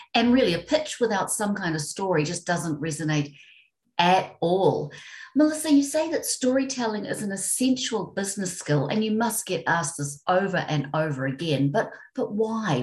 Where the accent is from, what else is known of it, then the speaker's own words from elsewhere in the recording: New Zealand; I'm from New Zealand